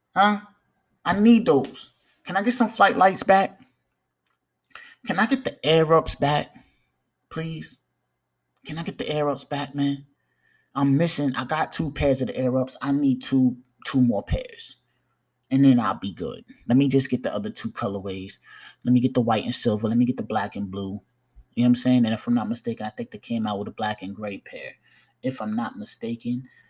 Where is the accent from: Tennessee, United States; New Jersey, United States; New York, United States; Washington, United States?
New York, United States; I'm a New Yorker